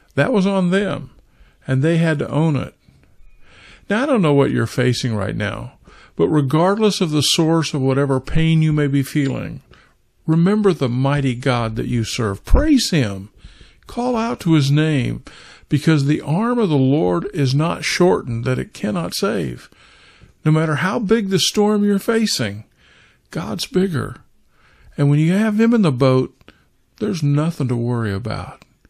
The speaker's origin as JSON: {"language": "English", "region": "Kansas", "country": "United States", "tie": "born or raised there", "said": "I was raised in Kansas"}